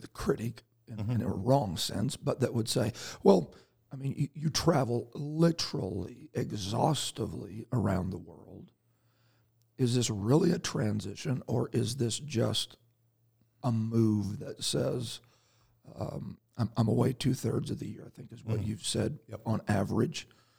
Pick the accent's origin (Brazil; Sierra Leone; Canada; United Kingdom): Canada; So we see him when we're out getting more ice for our igloo, because that's the majority of what Canadians do, right?